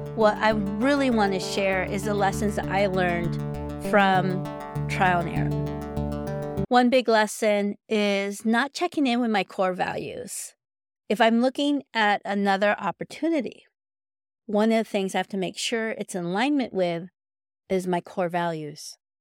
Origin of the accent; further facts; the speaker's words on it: United States; I'm Filipino American